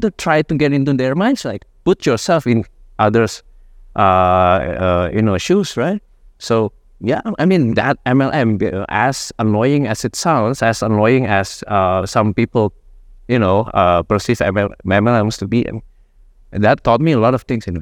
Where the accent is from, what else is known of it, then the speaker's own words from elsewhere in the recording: Jakarta, Indonesia; grew up mostly in, uh, Jakarta